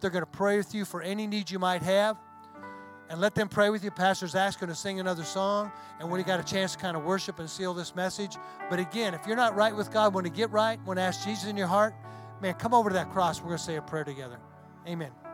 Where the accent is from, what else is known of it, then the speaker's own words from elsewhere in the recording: hometown with the Red River ammo depot, Texas, United States; in my hometown there's an ammo depot